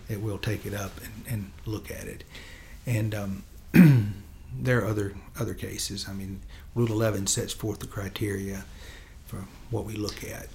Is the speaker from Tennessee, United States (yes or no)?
yes; Henderson, Tennessee, United States; I grew up in Chester County.